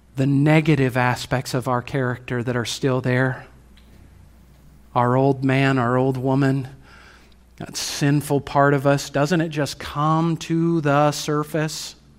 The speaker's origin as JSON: {"language": "English", "country": "United States", "said": "As American Christians"}